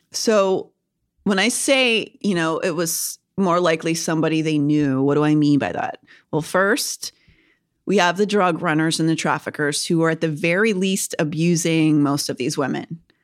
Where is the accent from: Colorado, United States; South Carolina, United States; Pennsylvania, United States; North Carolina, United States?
Pennsylvania, United States; Kennywood; my hometown has one called Kennywood